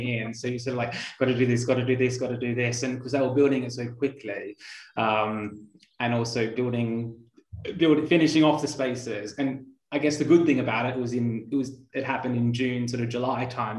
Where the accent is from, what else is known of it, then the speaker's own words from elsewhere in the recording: Australia; growing up in Australia as well